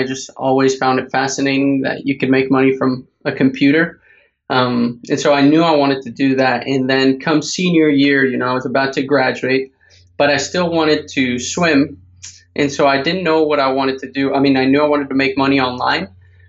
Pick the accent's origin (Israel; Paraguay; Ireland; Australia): Paraguay; English is a second language; moved away as an adult; now in United States; And a fact about me that people don't know, most people don't know, I'm from Paraguay originally, came to the States when I was 18, never had a job right out of college, started e-commerce